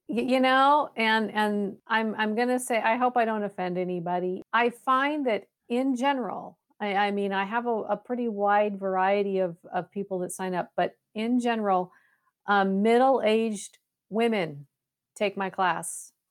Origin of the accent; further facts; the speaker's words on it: West Coast, United States; now in Waco, United States; I'm, I'm originally from the West